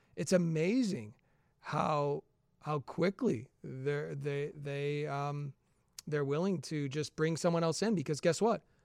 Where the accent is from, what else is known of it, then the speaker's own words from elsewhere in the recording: Chicago, Illinois, United States; I'm from the Chicagoland area